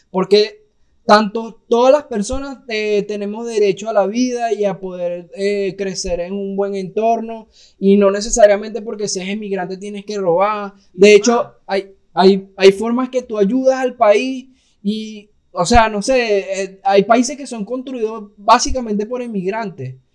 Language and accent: Spanish; Mexico; Para los gringos, eh, los mexicanos somos los venezolanos de, los colombianos.